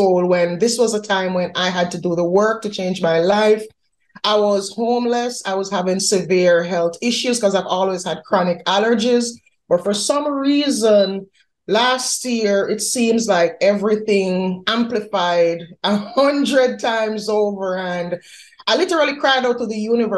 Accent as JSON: {"language": "English", "country": "Jamaica", "tie": "born or raised there", "moved": "as an adult", "lives_now": "United States", "said": "I'm Jamaican by birth. I was born in Jamaica. I moved to the U.S. 2016"}